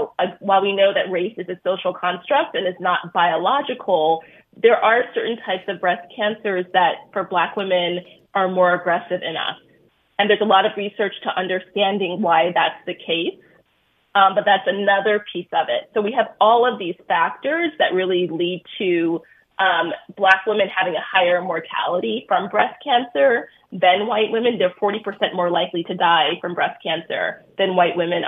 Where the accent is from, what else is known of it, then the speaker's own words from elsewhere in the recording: New York City, New York, United States; growing up in Brooklyn